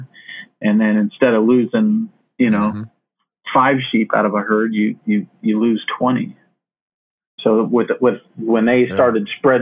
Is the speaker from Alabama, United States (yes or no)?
no; Phoenix, Arizona, United States; growing up in Phoenix, I remember I lived right on the western part of Phoenix